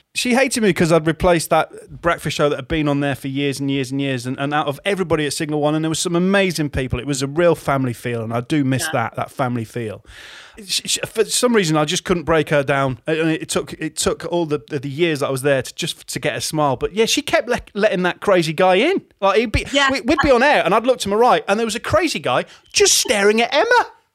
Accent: Hull, Yorkshire and the Humber, United Kingdom; my hometown station of Viking

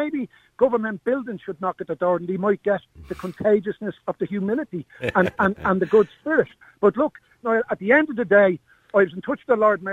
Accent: Dublin, Leinster, Ireland; I grew up in Hardwick Three Flats, and my mother wouldn't take a house off Dublin City Council

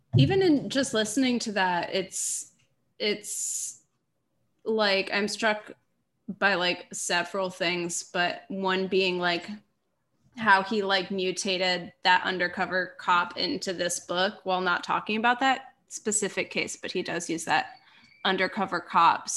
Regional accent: Minneapolis, Minnesota, United States; now in Los Angeles, United States; I'm from Minneapolis

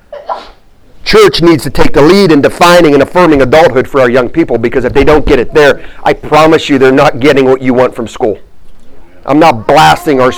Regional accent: Warren, Ohio, United States; moved away as an adult; also born or lived in Missouri / Virginia; I grew up in a town called Warren, Ohio.

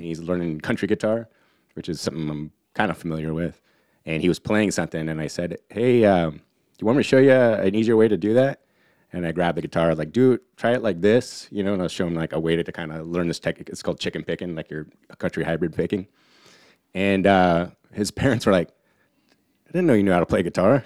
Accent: Humboldt County, Northern California, United States; moved away; also born or lived in Sonoma County; where I'm from in Humboldt County, everyone has that accent

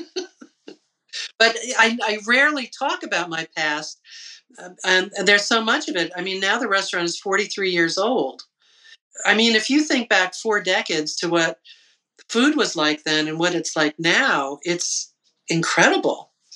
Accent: Lyndhurst, New Jersey, United States; I grew up in New Jersey, in Lyndhurst

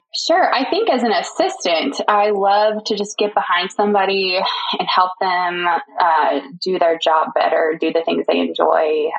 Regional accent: Houston, Texas, United States; I grew up in the Houston, Texas area, um, lived there most of my life into high school

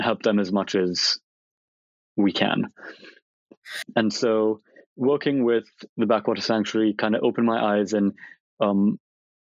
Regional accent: Bangalore, Karnataka, India; moved away as an adult; now in London, United Kingdom; I moved to the UK from India because for as long as I can remember, I've wanted to study veterinary medicine.

